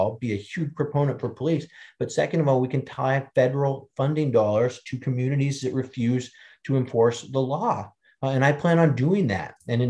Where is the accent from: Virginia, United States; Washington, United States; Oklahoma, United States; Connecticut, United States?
Washington, United States; Seattle; I'm from Washington State, Seattle